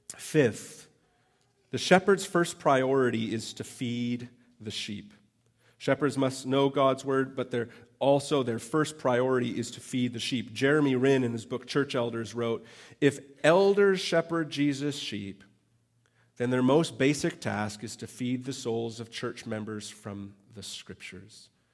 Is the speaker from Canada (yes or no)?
yes; Canada; I'm Canadian